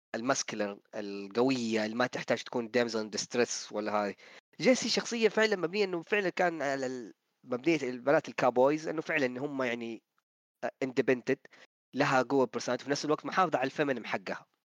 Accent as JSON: {"language": "Arabic", "country": "Saudi Arabia", "said": "عندنا في السعوديه"}